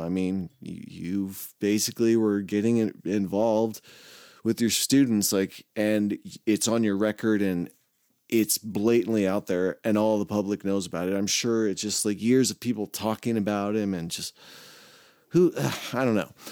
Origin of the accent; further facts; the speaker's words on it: Arroyo Grande, California, United States; my hometown or where I grew up, uh, Arroyo, Arroyo Grande